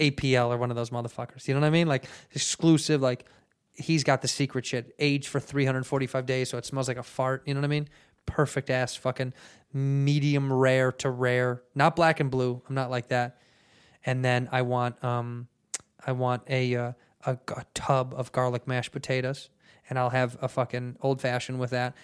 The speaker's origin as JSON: {"language": "English", "country": "United States", "said": "I'm American"}